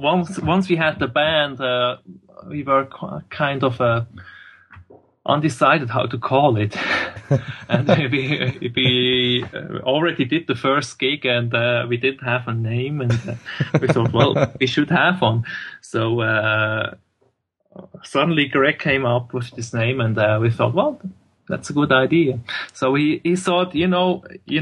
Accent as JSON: {"language": "English", "area": "Swiss German part of Switzerland", "region": "German-speaking Switzerland", "country": "Switzerland", "first_language": "German", "second_language": "English", "said": "we're all from the Swiss, the Swiss German part of Switzerland, so we all talk actually German."}